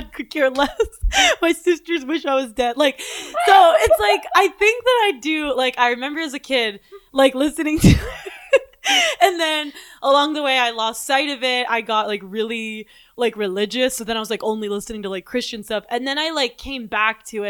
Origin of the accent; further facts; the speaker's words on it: Pittsburgh, Pennsylvania, United States; moved away; I'm from Pittsburgh